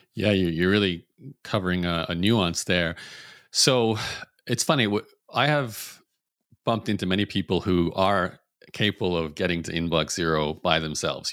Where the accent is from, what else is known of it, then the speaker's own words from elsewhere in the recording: Brisbane, Queensland, Australia; I was born in Brisbane, Australia